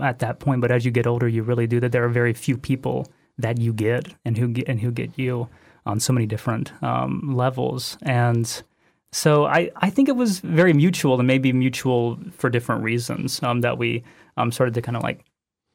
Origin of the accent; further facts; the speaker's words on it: Rockledge, Florida, United States; also born or lived in South Carolina; I was born in South Carolina, but grew up same place Jordan did, East Coast of Florida, Rockledge, near Cocoa Beach, Cape Canaveral area